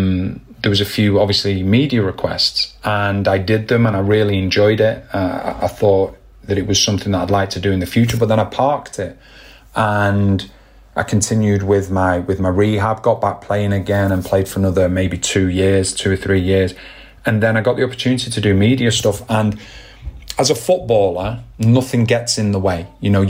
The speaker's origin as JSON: {"language": "English", "region": "England", "country": "United Kingdom", "tie": "born or raised there", "said": "And for me, as growing up in England and things like that, you know, we used to play what you'd call Wembley knockout"}